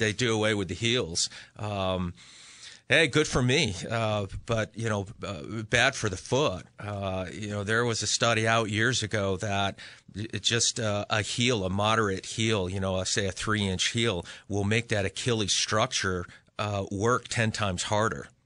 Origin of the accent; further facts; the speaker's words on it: Western Massachusetts, United States; now in Connecticut, United States; I'm originally from Western Mass